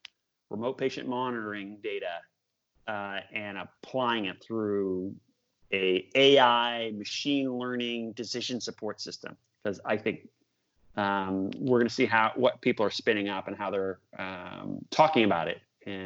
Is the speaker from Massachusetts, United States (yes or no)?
yes; Boston, Massachusetts, United States; born there; I'm a big Patriots fan. I was born in Boston.